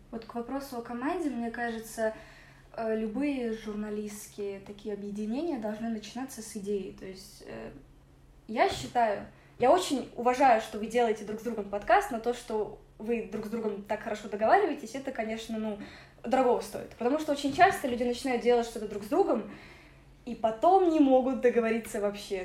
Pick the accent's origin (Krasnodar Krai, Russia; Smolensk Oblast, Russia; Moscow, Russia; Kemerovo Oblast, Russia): Moscow, Russia; also born or lived in Ukraine; это мой родной город